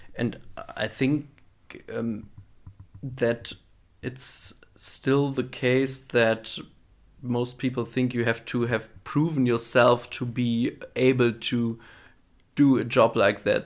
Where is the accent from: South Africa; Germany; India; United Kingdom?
Germany; Wallenhorst, Lower Saxony; member of the board at the CDU in my hometown in, in Wallenhorst